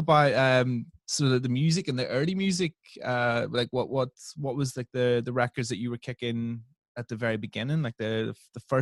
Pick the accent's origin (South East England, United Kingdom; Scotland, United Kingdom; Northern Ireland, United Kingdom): Northern Ireland, United Kingdom; I come from Northern Ireland